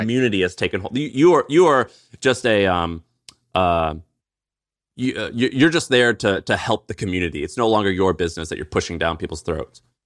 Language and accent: English; St. Louis, Missouri, United States; he's from Saint Louis, where I'm from